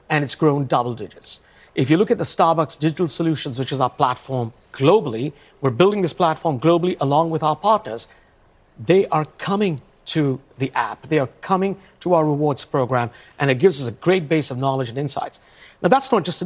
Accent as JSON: {"language": "English", "country": "India", "also_born_or_lived": "London", "moved": "yes", "lives_now": "Seattle, United States", "said": "I come from India"}